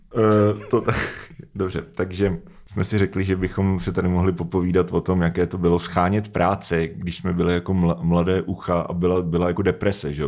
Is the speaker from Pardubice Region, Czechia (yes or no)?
yes; Pardubice Region, Czechia; v Pardubickém kraji, odkud pocházím